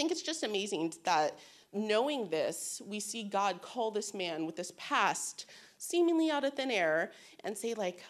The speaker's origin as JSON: {"language": "English", "area": "Bay Area", "region": "California", "country": "United States", "tie": "born or raised there", "said": "I'm from the Bay Area"}